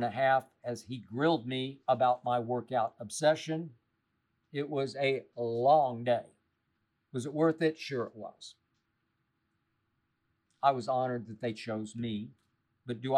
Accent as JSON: {"language": "English", "town": "Oklahoma City", "region": "Oklahoma", "country": "United States", "tie": "born or raised there", "moved": "yes", "said": "I grew up in Oklahoma City."}